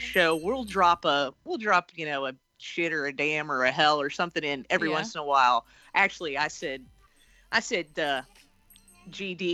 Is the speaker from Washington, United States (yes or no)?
no; Lexington, Kentucky, United States; Lexington, Kentucky.